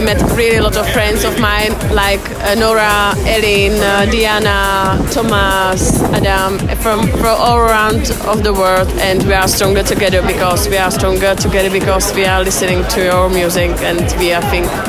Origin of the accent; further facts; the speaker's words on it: Náchod, Hradec Králové Region, Czechia; English is a second language; I'm from Czech Republic, from Náchod. It's a really small town from East Bohemia.